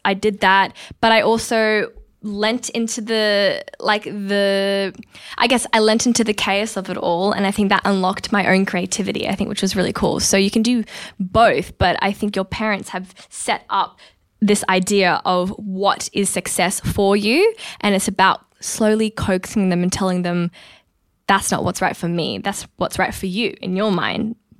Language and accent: English; North India, India; I am Punjabi Sikh. I am Indian from the north of India.